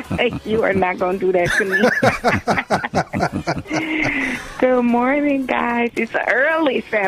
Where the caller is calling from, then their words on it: Slidell, Louisiana, United States; I'm calling from Slidell, Louisiana.